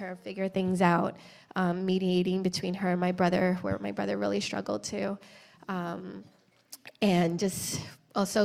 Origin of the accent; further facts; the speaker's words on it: East Coast, United States; I grew up on the East Coast